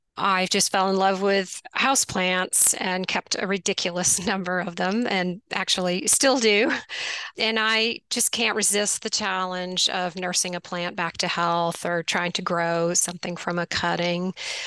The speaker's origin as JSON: {"language": "English", "region": "Quebec", "country": "Canada", "tie": "born or raised there", "said": "Yes, I grew up outside of Montreal in Canada, and my parents introduced me to gardening."}